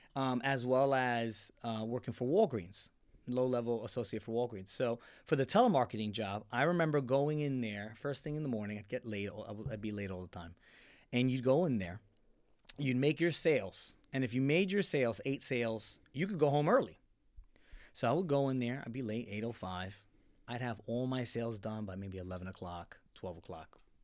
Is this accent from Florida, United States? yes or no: yes; Tampa, Florida, United States; also born or lived in New York; we left New York, uh, nine, ten. So, and then moved down to the Tampa Bay area